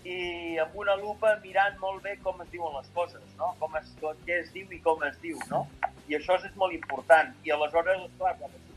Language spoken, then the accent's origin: Catalan; Catalonia, Spain; nosaltres som catalans